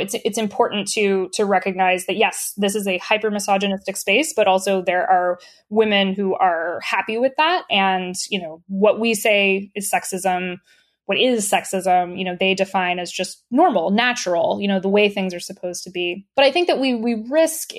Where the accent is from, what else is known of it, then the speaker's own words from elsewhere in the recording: the South, United States; I'm from the South in the United States